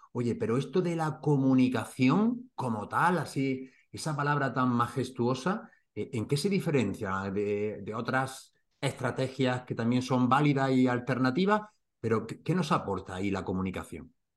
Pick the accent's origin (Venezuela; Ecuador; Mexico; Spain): Spain; Granada, Andalusia; mi tierra, de Granada